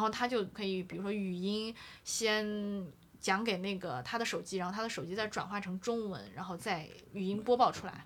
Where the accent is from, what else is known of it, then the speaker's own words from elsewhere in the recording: Xi'an, Shaanxi, China; moved away; 我说阿姨，我做西安人。